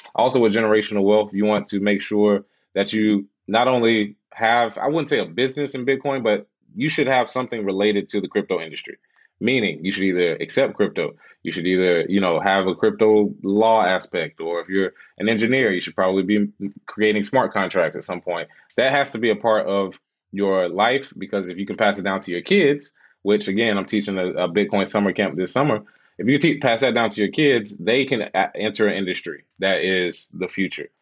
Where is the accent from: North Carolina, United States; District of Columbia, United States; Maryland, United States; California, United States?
North Carolina, United States; Charlotte; moved away as an adult; also born or lived in Los Angeles; originally from Charlotte, and uh, yeah, moved out to LA when I was 28